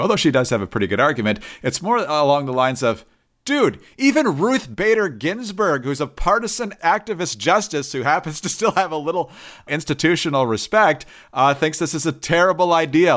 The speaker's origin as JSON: {"language": "English", "region": "Michigan", "country": "United States", "tie": "born or raised there", "said": "my home state of Michigan"}